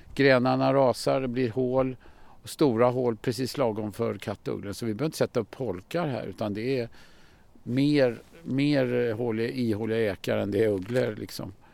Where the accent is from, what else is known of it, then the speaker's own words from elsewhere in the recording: Stockholm, Stockholm County, Sweden; Jag föddes på norra Djurgården i Liljanskogen på Allmänna BB. Va? Och eh, jag har ju växt upp i den här miljön. Det här är mina hemmatrakter